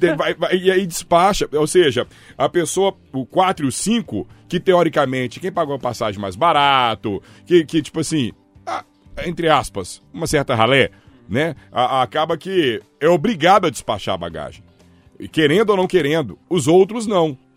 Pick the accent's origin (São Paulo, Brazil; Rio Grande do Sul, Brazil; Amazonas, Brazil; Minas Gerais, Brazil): Minas Gerais, Brazil; Belo Horizonte; Eu também sou brasileiro, mineiro, belo-horizontino